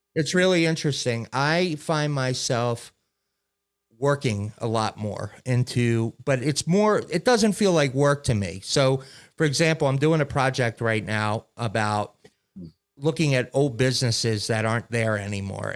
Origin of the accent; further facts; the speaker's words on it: Maryland, United States; where I grew up in Maryland, Giant Food was the big store